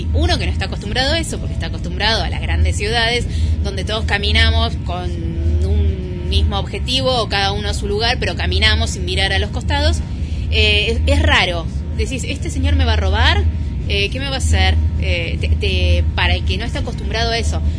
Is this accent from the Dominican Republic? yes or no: no; Mar del Plata, Buenos Aires Province, Argentina; also born or lived in Parque Camet, Mar del Plata; yo soy de Polonia y Vertis, porque mi esencia está ahí. Este, más allá de que hace mil años que vivo en Parque Camet